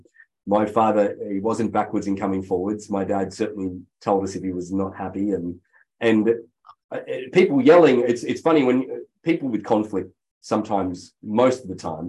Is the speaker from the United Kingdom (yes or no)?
no; Brisbane, Queensland, Australia; accent: Australian; moved away as an adult; now in United States; the area that I sort of grew up in. To those that are listening that know Australia well, is the western suburbs of Brisbane, Queensland, Australia